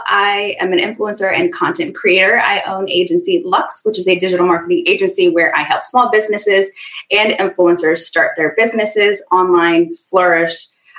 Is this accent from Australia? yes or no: no; Ethiopia; also born or lived in Sudan; I was born in a refugee camp. So I've got this, I'm Ethiopian, but I was born in Sudan.